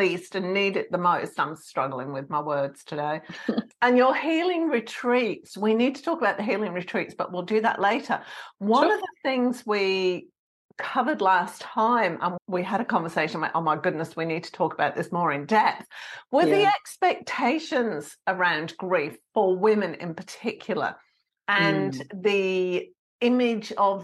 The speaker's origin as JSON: {"language": "English", "region": "England", "country": "United Kingdom", "said": "I'm English."}